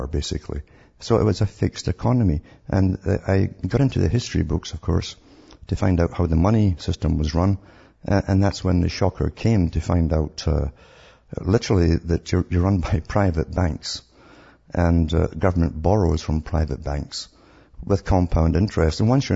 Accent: Scotland, United Kingdom; I grew up in Scotland

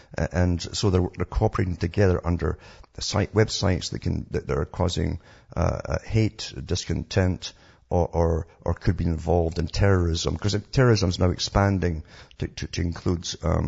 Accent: Canada

